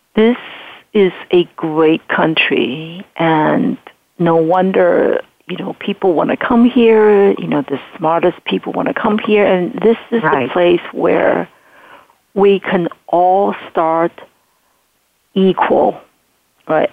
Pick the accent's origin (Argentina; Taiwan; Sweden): Taiwan; English is a second language; moved away as an adult; now in United States; I grew up in Taiwan during martial law